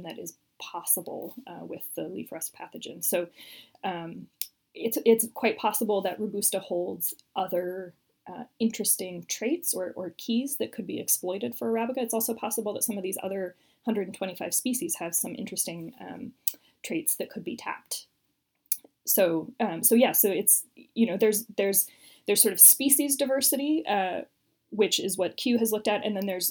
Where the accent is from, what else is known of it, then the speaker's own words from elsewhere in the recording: United States; I'm American